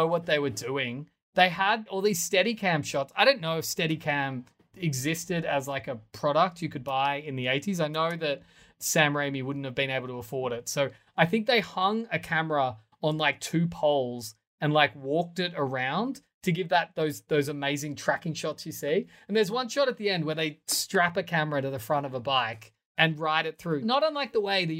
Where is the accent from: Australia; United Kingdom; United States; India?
Australia; as an Australian, I'm so used to a city being beach facing.